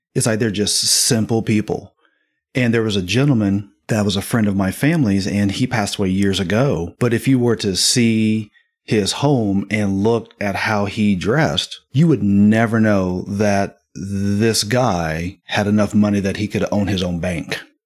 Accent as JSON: {"language": "English", "region": "Midwest", "country": "United States", "tie": "born or raised there", "moved": "yes"}